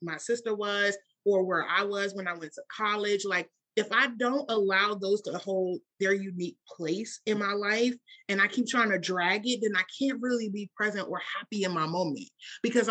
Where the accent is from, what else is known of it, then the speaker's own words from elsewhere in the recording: Washington, District of Columbia, United States; I grew up in Washington, D.C.